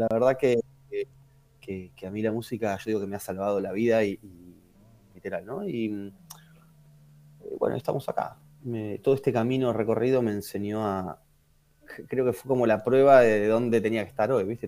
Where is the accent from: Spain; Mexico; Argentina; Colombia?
Argentina; Quilmes, Buenos Aires Province; yo soy, yo soy de Quilmes, entonces también en Zona